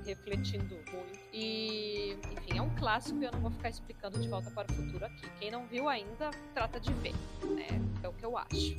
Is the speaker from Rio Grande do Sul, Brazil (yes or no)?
yes; Porto Alegre, Rio Grande do Sul, Brazil; eu sou de Porto Alegre